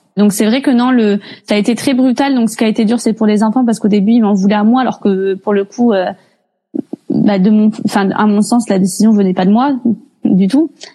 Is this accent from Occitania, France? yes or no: yes; Montpellier, Occitania, France; je viens de Montpellier, j'ai 32 ans